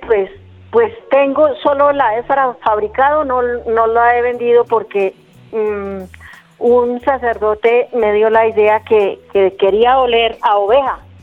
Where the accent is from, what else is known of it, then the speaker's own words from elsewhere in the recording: Carmen de Carupa, Cundinamarca, Colombia; soy del municipio de Carmen de Carupa